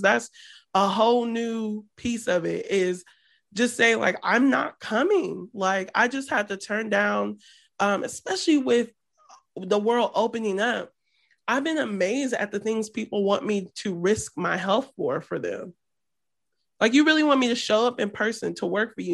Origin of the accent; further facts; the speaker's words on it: Midwest, United States; we're from the Midwest